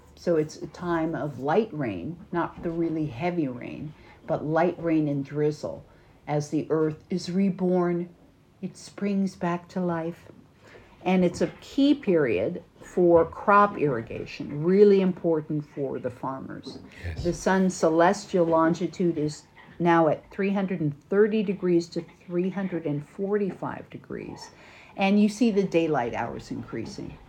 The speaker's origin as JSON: {"language": "English", "country": "United States", "said": "from America"}